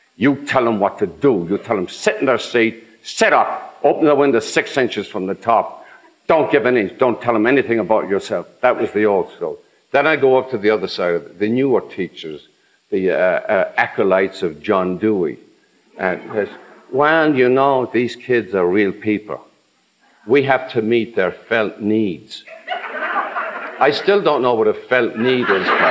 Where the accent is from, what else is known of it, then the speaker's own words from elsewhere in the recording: Ireland; also born or lived in New York; now in United States; growing up in Ireland